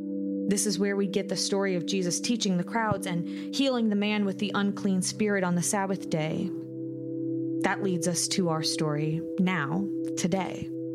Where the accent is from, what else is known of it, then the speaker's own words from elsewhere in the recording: Tallahassee, Florida, United States; moved away as an adult; now in Atlanta, United States; I'm a pastor and a colleague of Drew's. I'm originally from Tallahassee, Florida, where I served in a variety of ministry roles and settings as a layperson before moving to the Atlanta area in July of 2022